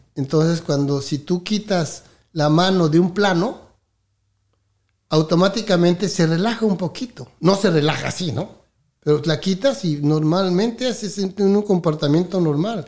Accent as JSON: {"language": "Spanish", "region": "Mexico City", "country": "Mexico", "tie": "born or raised there", "also_born_or_lived": "Miami, United States", "moved": "as an adult", "said": "soy de México, nací en la Ciudad de México, en el Distrito Federal."}